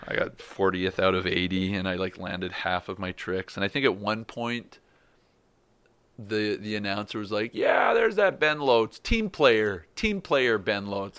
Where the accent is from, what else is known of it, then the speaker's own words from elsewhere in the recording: Canada; I'm a Canadian pro.